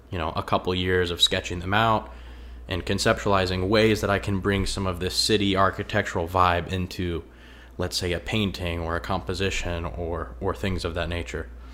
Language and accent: English; a half hour outside of Indianapolis, United States; I'm from out in the country somewhat. I'm about a half hour outside of Indianapolis, and I didn't really see a lot of architecture growing up